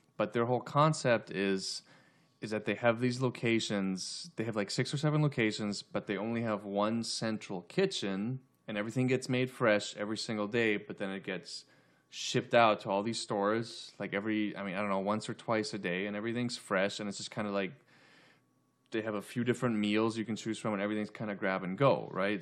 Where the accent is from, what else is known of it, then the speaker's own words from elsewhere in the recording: right outside of Denver, Colorado, United States; now in Los Angeles, United States; I'm originally from, I grew up in Colorado, right outside of Denver